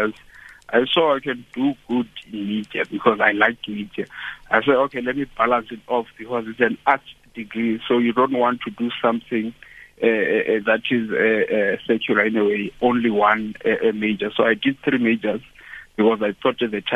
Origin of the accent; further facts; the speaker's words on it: Mthatha, Eastern Cape, South Africa; now in Pretoria, South Africa; I'm from Tata in a small rural place there called Ngeleni.